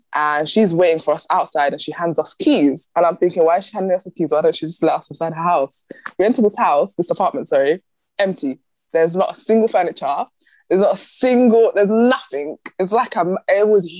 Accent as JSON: {"language": "English", "region": "London", "country": "United Kingdom", "also_born_or_lived": "Somalia", "moved": "yes", "said": "I'm from London"}